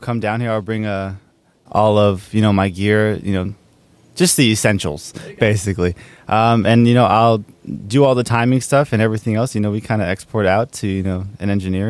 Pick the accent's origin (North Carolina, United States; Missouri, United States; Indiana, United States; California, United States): California, United States; San Diego; moved away as an adult; now in Arizona, United States; I'm from San Diego. I moved to Arizona about... maybe 4 years ago.